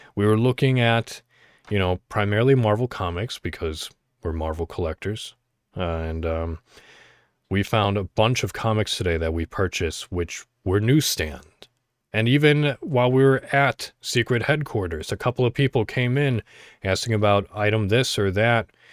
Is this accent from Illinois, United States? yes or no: yes; Illinois, United States; I'm from Illinois